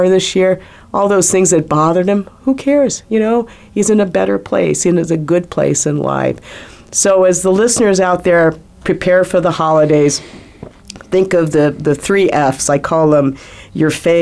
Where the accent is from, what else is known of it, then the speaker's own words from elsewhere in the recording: Philippines; now in United States; I was born in the Philippines